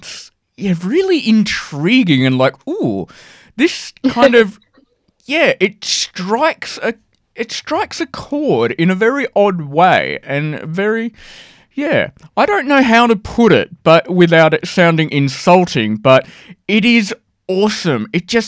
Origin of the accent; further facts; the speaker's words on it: Sydney, New South Wales, Australia; I'm Sydney.